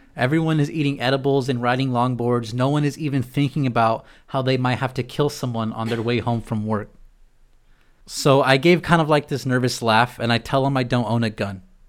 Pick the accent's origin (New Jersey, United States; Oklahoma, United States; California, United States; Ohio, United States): California, United States; San Diego; moved away as an adult; now in Chicago, United States; being from San Diego